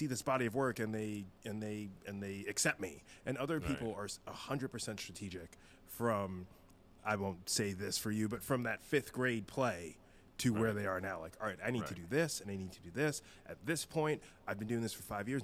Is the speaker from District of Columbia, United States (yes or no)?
no; suburbs of New York, United States; moved away as an adult; now in California, United States; Anton and I grew up in the suburbs of New York.